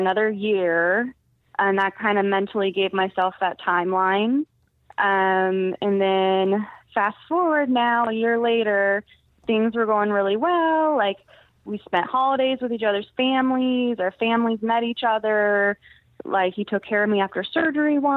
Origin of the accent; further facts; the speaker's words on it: San Diego, California, United States; moved away as an adult; I'm from the West Coast, and that's where all my family and friends are